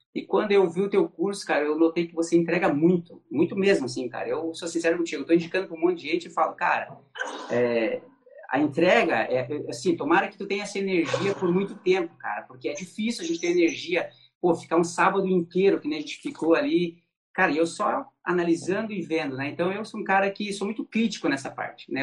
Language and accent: Portuguese; Santa Catarina, Brazil; aqui em Joinville, eu sou de Santa Catarina